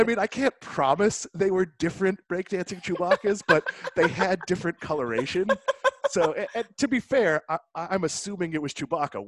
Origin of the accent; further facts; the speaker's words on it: Swampscott, Massachusetts, United States; moved away; I'm from Swampscott. I've been saying I'm from Boston my whole life